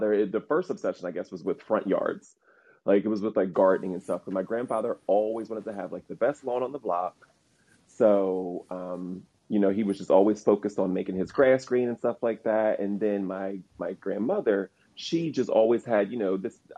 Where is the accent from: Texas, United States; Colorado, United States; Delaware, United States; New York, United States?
Delaware, United States; I am in Delaware. I was born and raised in Delaware